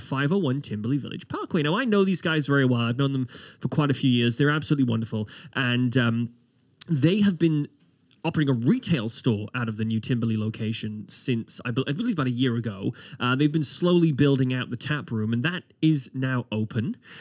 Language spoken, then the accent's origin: English; United Kingdom; now in Halifax, Canada; As a Brit